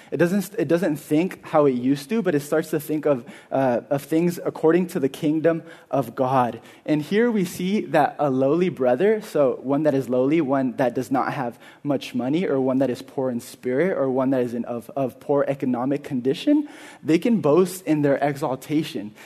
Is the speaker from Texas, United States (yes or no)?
no; Carpinteria, California, United States; I'm from here. I'm from Carpinteria. I'm a local. I went to Carpinteria High School